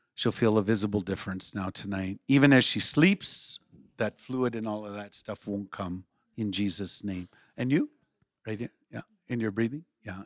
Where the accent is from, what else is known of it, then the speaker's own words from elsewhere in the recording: Western Minnesota, United States; also born or lived in Saint Paul, Minnesota / Breckenridge, Minnesota; I was born in Saint Paul and, uh, grew up in Western Minnesota.